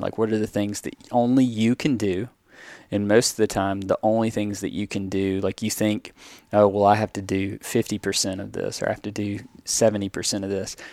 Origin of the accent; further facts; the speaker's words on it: the South, United States; growing up in the South and predominantly white small towns like I grew up